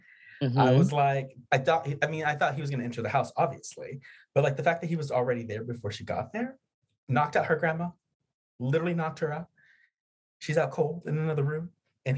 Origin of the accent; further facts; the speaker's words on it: around the Texas border, United States; I grew up around the Texas border